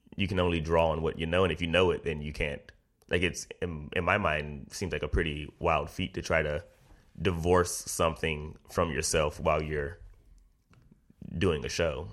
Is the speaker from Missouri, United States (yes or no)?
yes; St. Louis, Missouri, United States; moved away; also born or lived in Chicago; Originally Saint Louis, Missouri